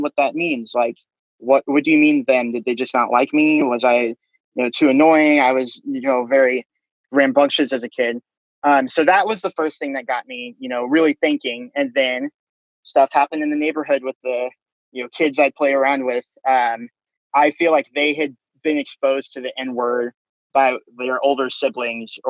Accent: Austin, Texas, United States; also born or lived in Japan; I was born in Japan. So he retired and then we moved to Austin

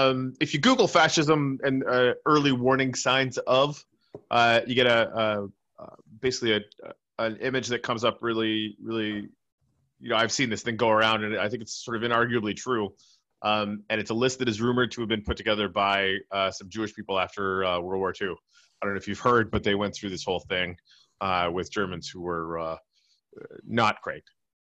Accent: Canada; but that's cool, I'm Canadian.

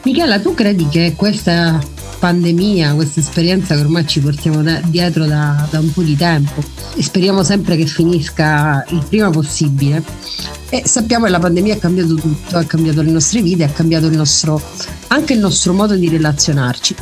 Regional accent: Messina, Sicily, Italy; sono messinese

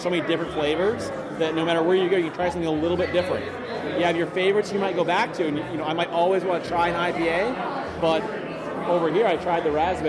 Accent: New England, United States; because I'm from New England.

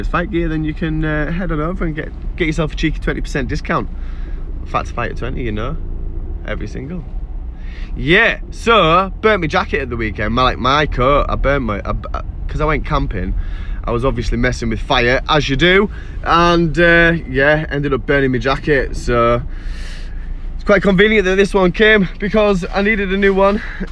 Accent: York, Yorkshire and the Humber, United Kingdom; also born or lived in Seaham; now in Sunderland, United Kingdom; I am from York in England originally, like 28 years ago

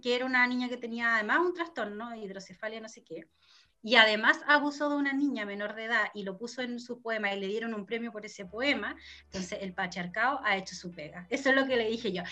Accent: Chile; como chileno

